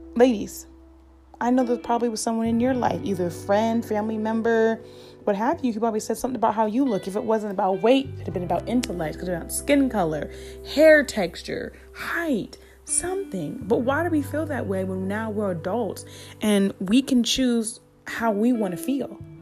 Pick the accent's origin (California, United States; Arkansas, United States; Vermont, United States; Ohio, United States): Ohio, United States; Columbus; born and raised in Columbus, Ohio